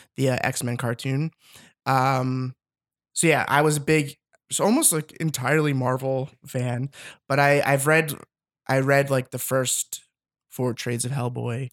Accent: Philadelphia, Pennsylvania, United States; moved away as an adult; also born or lived in New York; now in Los Angeles, United States; I'm from Philadelphia

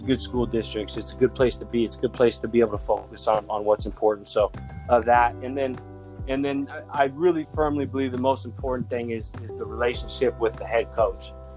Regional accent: Mission Viejo, California, United States; I grew up in Mission Viejo

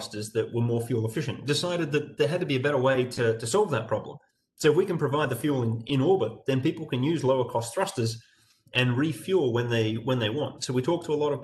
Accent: Australia; growing up in Australia and doing university

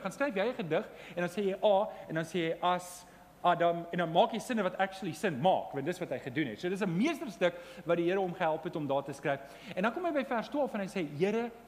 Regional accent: Johannesburg, Gauteng, South Africa; Ek kom van Johannesburg af

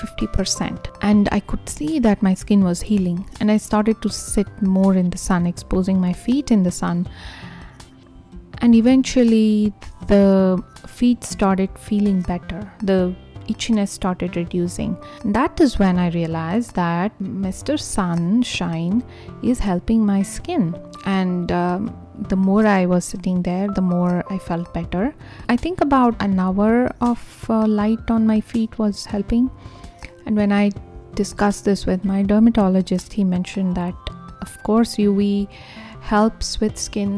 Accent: India; now in Arizona, United States; I am originally from India

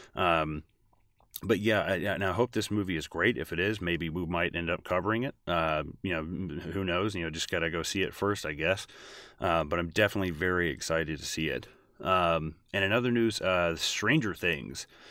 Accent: Tennessee, United States; I'm actually from Tennessee. Uh, grew up just watching movies, loving movies, um, really grew up in a small town

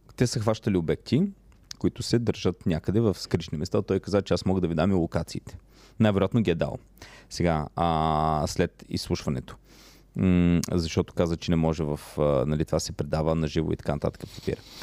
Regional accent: Plovdiv Province, Bulgaria; Аз съм от Плодивчанин.

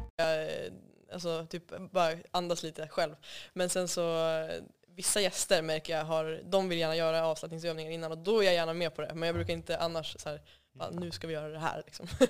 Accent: Umeå, Västerbotten County, Sweden; jag kommer ifrån Umeå och eh, är född och uppvuxen där

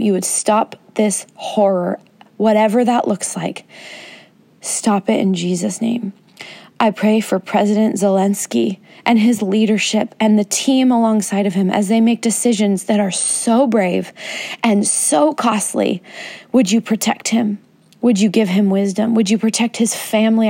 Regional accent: United States; As an American

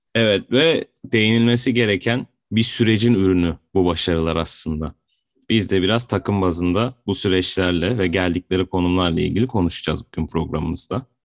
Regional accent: Adana, Turkey; born or raised there

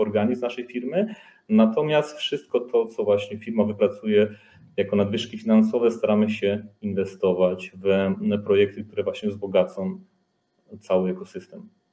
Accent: Łowicz, Łódź Voivodeship, Poland; pochodzimy z jednego miasteczka, z Łowicza, znaliśmy się z liceum

